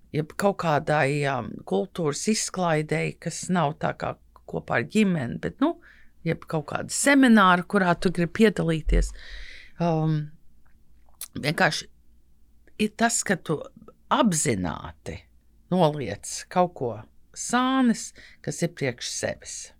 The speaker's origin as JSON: {"language": "Latvian", "country": "United States", "tie": "born or raised there", "moved": "yes", "lives_now": "Latvia", "said": "kad uzaugu Amerikā"}